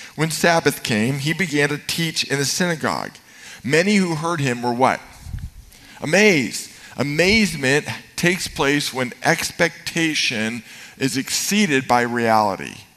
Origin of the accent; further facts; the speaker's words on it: Marin, California, United States; I grew up in Marin, but my dad's company was in Oakland